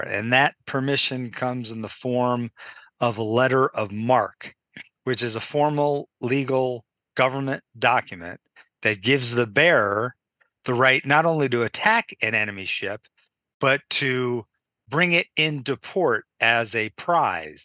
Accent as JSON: {"language": "English", "town": "Marblehead", "region": "Massachusetts", "country": "United States", "tie": "born or raised there", "said": "my hometown in Marblehead, Massachusetts"}